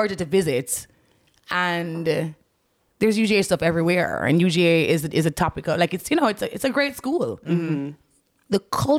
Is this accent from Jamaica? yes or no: yes; Jamaica; moved away as an adult; also born or lived in Kingston, Jamaica; now in Atlanta, United States; my life growing up in Jamaica.